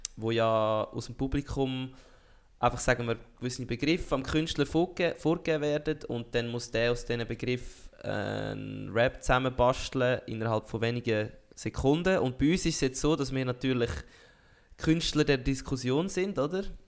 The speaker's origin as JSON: {"language": "German", "country": "Switzerland", "said": "als Schweizer"}